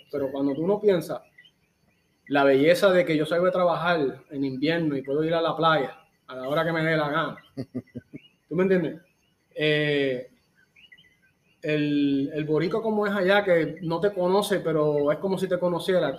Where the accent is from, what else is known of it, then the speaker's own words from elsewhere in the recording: Yauco, Puerto Rico; moved away as an adult; now in Chicago, United States; aunque nací aquí, me crié en Puerto Rico